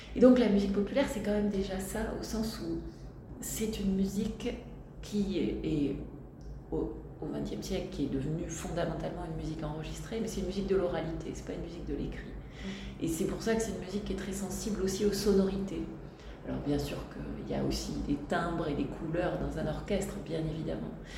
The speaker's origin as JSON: {"language": "French", "town": "Tarbes", "region": "Occitania", "country": "France", "tie": "born or raised there", "said": "je suis née à Tarbes et j'ai grandi"}